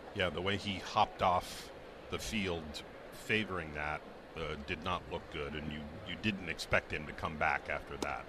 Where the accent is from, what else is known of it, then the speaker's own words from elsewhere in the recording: New England, United States; growing up in New England like so many of us did as a fan